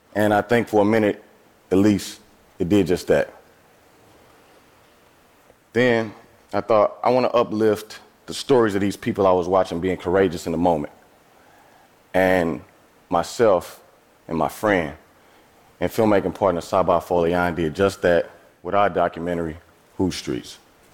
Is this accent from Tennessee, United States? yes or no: no; East St. Louis, Illinois, United States; See, I'm from East St. Louis, Illinois. That's a small city across the Mississippi River from St. Louis, Missouri. I have lived in and around St. Louis my entire life.